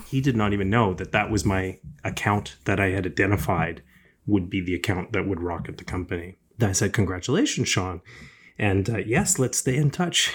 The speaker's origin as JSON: {"language": "English", "town": "Toronto", "region": "Ontario", "country": "Canada", "tie": "born or raised there", "said": "I grew up in Scarborough, uh, here in, uh, in Ontario"}